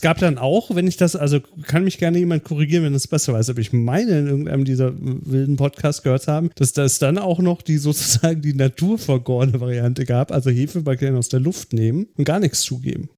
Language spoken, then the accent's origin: German; Germany; Als Deutscher